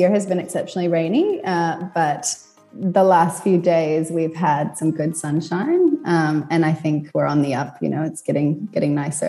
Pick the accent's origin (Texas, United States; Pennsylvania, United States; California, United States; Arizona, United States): California, United States; So I grew up in California and, you know, I moved around a lot as a kid and then ended up back in California for uni.